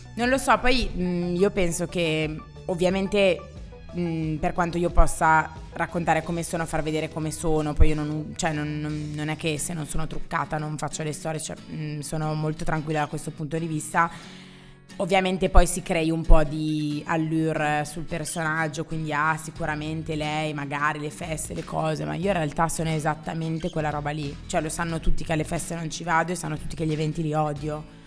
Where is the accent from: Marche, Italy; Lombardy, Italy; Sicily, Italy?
Lombardy, Italy; Graffignana; now in Milan, Italy; io comunque sono nata lì